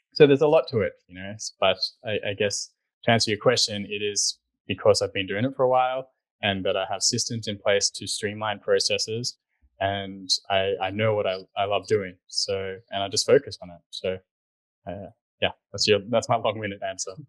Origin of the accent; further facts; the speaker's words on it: Sydney, New South Wales, Australia; moved away as an adult; also born or lived in New York City; I grew up in Sydney, Australia